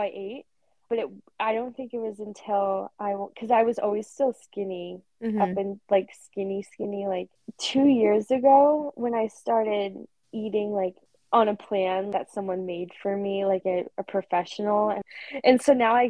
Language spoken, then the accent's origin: English; Central Maine, United States; Where I'm from Central Maine, we don't have a lot of gyms